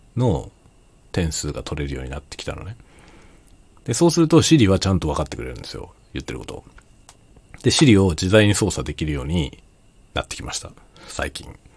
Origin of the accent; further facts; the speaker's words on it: Japan; first language Japanese; ネイティブジャパニーズとして